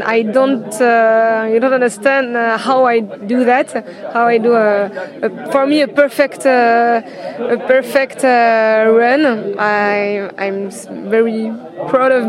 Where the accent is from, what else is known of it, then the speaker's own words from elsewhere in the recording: Normandy, France; English is a second language; moved away as an adult; also born or lived in Réunion / Pyrenees; I'm from Normandy. Normandy is on the northwest of the France.